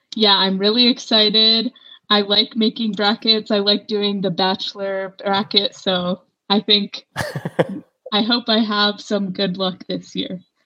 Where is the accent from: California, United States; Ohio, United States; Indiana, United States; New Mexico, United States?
California, United States; Berkeley; moved away as an adult; now in Santa Barbara, United States; I'm from Berkeley, and now I'm living here in Santa Barbara